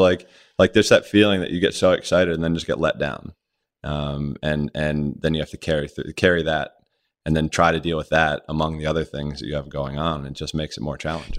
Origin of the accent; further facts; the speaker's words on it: Rodgers Forge, Maryland, United States; growing up in Maryland, uh, my mom put Myself and my sisters all in the water